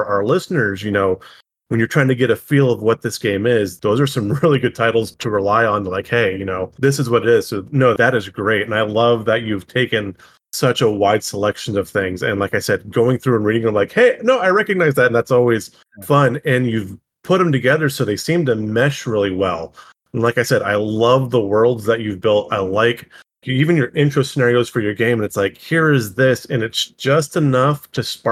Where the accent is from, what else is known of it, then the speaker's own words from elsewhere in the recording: Central California, United States; I grew up in Central California